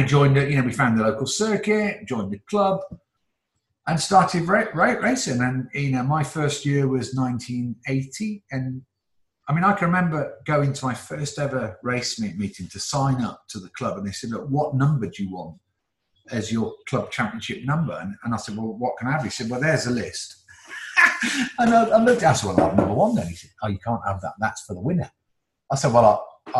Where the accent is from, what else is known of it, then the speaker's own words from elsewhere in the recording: Newcastle, North East England, United Kingdom; also born or lived in Oxford; then we went up to the northeast to Newcastle, where my dad was in the motor trade